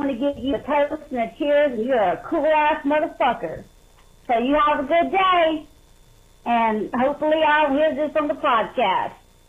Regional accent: North Louisiana, United States; I'm from North Louisiana. And you know how it is around here.

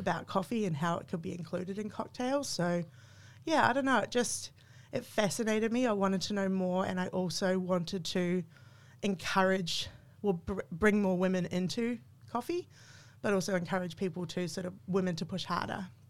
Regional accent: New Zealand; moved away as an adult; now in Australia; I'm a New Zealander. I just became an Australian citizen during the pandemic

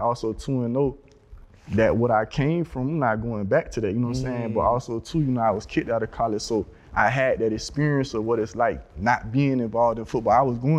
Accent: Florida, United States; Broward County.

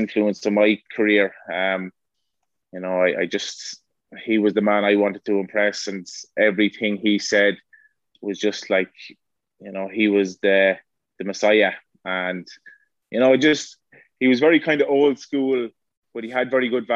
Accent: Laois, Ireland; I was from Laois

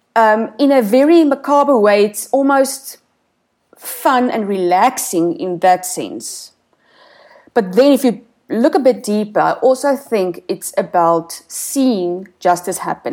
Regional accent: South Africa

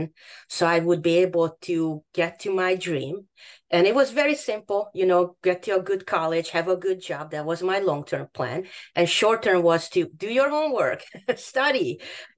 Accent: Hungary; English is a second language; moved away as an adult; also born or lived in Boston; now in United States; My background is that I grew up in Hungary.

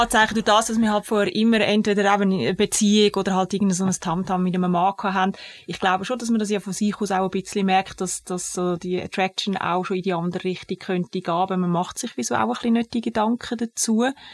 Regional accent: Zug, Switzerland; ich bin im Kanton Zug aufgewachsen

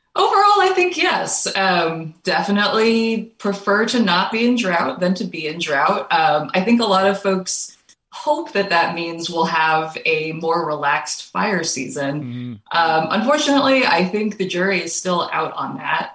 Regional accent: Kentucky, United States; moved away; I am originally from Kentucky

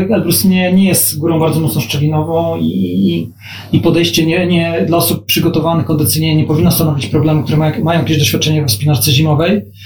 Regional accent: Gdańsk, Pomeranian Voivodeship, Poland; also born or lived in Warsaw; Gdańsk jest moim miastem rodzinnym

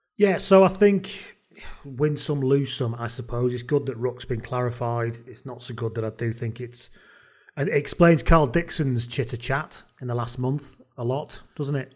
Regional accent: Welsh, Wales, United Kingdom; as a Welsh person

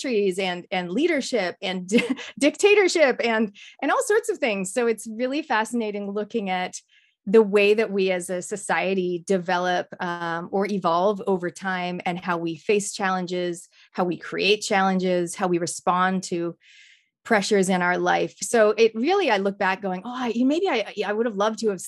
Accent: Canada; I come from Canada

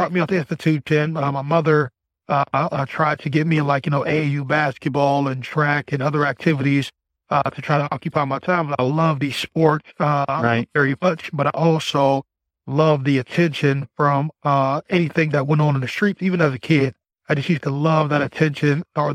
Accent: Youngstown, Ohio, United States; I come from Youngstown, Ohio

